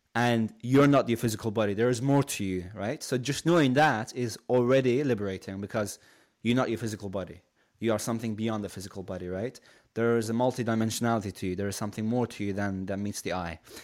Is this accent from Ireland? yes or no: no; Shiraz, Fars, Iran; now in United Kingdom; originally I'm from Iran, so I come from a city called Shiraz.